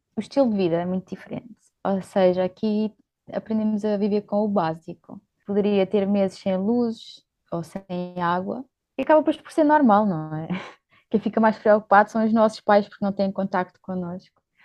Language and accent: Portuguese; Portugal; moved away as an adult; also born or lived in Luxembourg; now in Kenya; nasci no Luxemburgo, uh, e vivi lá alguns anos, mas os meus pais são portugueses uh, e é onde eu também vivi grande parte da minha vida